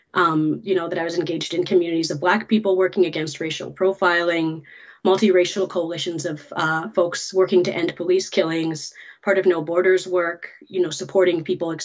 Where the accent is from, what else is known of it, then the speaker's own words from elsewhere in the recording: Winnipeg, Manitoba, Canada; moved away; also born or lived in Montreal; I was born in Winnipeg and came of age sort of politically in Montreal